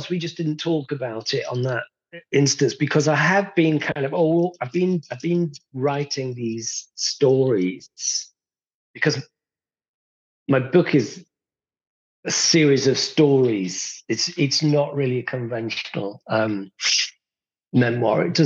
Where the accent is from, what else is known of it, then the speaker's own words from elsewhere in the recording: Rotherham, Yorkshire and the Humber, United Kingdom; born there; I was born in 1963 in Rotherham.